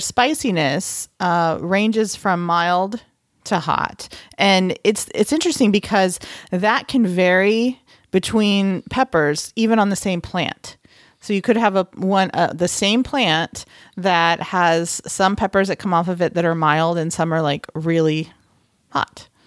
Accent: Texas, United States; moved away; I am from Texas

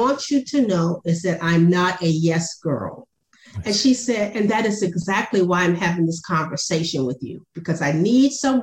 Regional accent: Savannah, Georgia, United States; moved away as an adult; also born or lived in Washington, D.C.; now in Atlanta, United States; my background from growing up in Savannah, Georgia

